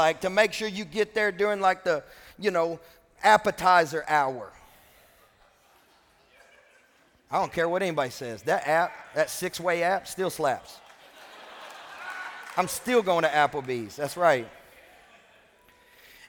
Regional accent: Kentucky, United States; I'm from Kentucky

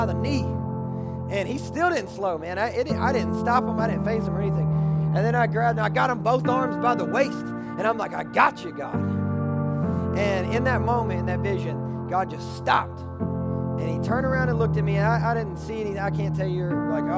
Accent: Kentucky, United States; I'm from Kentucky

